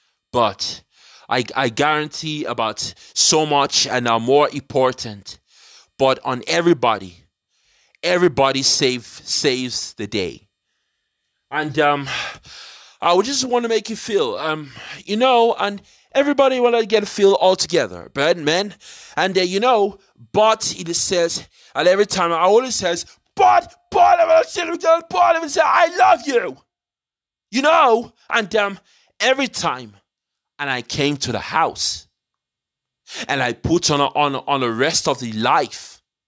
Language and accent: English; London, United Kingdom; I grew up in London, British born.